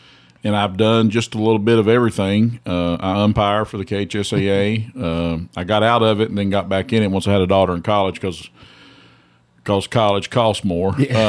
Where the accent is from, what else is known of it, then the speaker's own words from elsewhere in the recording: Elkhorn City, Kentucky, United States; Well, it's small town USA. It's probably about 1,100 people in the town, about 7 cats and 12 dogs. That's what I tell people. We always called it the last big town before you leave Kentucky because it's on the Virginia border.